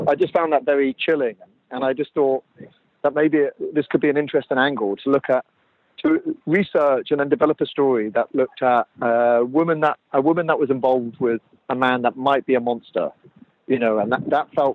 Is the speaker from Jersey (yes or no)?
yes; Jersey; I'm from Jersey, so I grew up on the island and I know it very well.